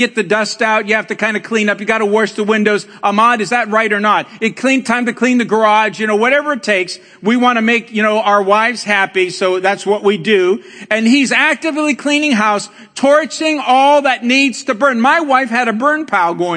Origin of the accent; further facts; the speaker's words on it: Colombia; now in Cleveland, United States; as we say in Colombia